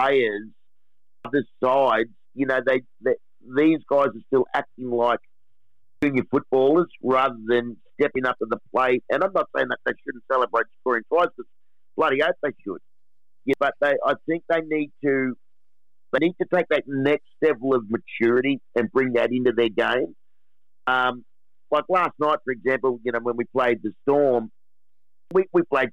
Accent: Richmond, New South Wales, Australia; I grew up in Western Sydney out at Richmond

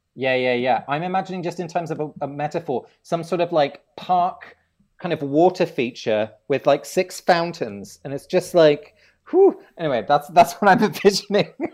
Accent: England, United Kingdom; I grew up in England, uh, although my family is Dutch. Both my parents are from Holland

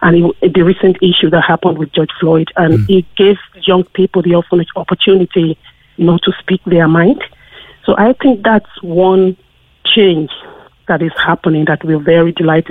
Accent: Nigeria; now in Cork, Ireland; I grew up in Nigeria with a sense of pride because I was surrounded by great people who look like me.

